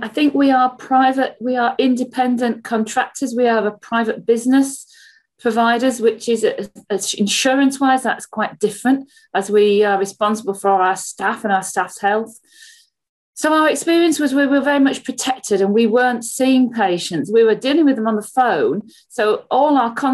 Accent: just south of Leeds, Yorkshire and the Humber, United Kingdom; moved away as an adult; also born or lived in Birmingham; now in Solihull, United Kingdom; I'm from Yorkshire, just south of Leeds, and I live there with my family till I came to university in Birmingham

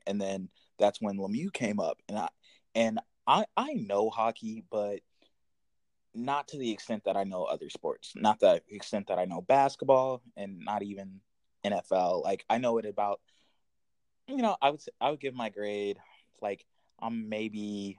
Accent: West Virginia, United States; also born or lived in Garden Grove, California; I lived in West Virginia as a kid, and we went to Pittsburgh often for medical reasons, right?

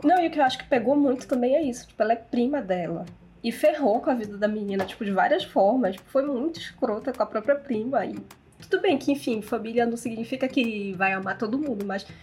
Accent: Belém, Pará, Brazil; moved away; eu saí de Belém, eu tô morando em outra cidade, então eu fico assim, não fale mal da minha cidade, minha cidade é maravilhosa

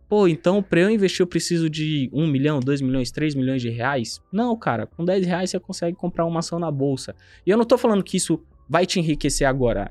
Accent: São Paulo, Brazil; nasci no João 23, aqui na Zona Oeste de São Paulo

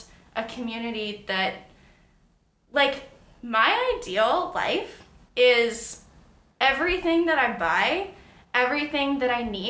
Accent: Langley, British Columbia, Canada; where I grew up in Langley, very conservative.

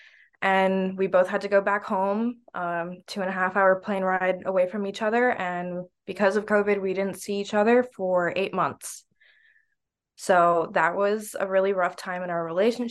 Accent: Naples, Florida, United States; I'm originally from Naples, Florida

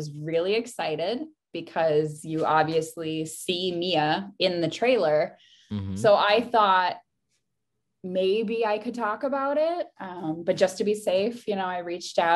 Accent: Chicago, Illinois, United States; accent: Midwest; moved away; also born or lived in Japan; I am originally from Chicago, and I know my Midwest accent comes out every once in a while.

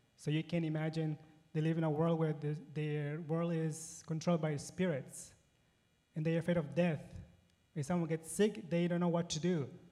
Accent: Ecuador; moved away as an adult; also born or lived in Paraguay; now in United States; I was born and raised in Ecuador

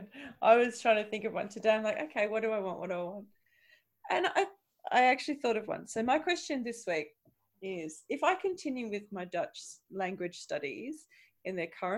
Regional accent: Australia; moved away; I'm Australian

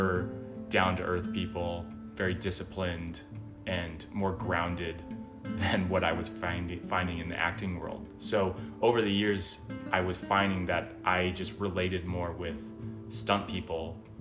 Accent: Pacific Northwest, United States; moved away as an adult; now in Los Angeles, United States; I'm originally from the Pacific Northwest and grew up doing gymnastics

